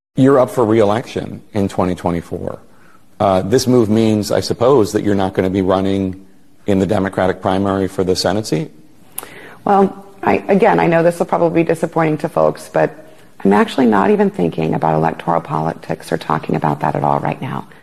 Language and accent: English; Winston-Salem, North Carolina, United States; also born or lived in Richmond, Virginia; I grew up in Winston-Salem, North Carolina and Richmond, Virginia